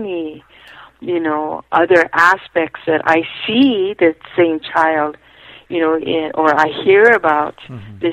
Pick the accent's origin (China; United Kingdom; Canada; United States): United States; Hawaii; I was raised in a family that my parents felt that being Hawaiian was not going to be the best thing for me